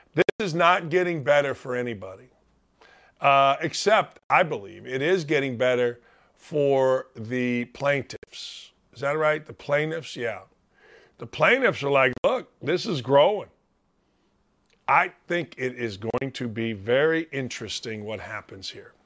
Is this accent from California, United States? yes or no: no; Northwest Indiana, United States; I'm from Northwest Indiana